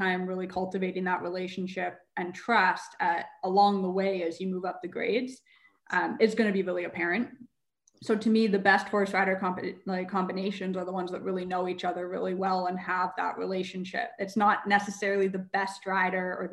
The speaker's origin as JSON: {"language": "English", "town": "Calgary", "region": "Alberta", "country": "Canada", "tie": "born or raised there", "said": "I love Calgary. I'm so attached to my hometown."}